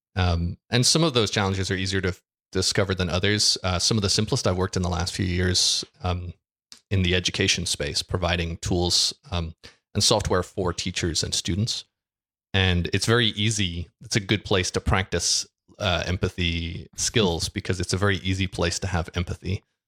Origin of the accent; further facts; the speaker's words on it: Ireland; I am an Irishman. I live in Ireland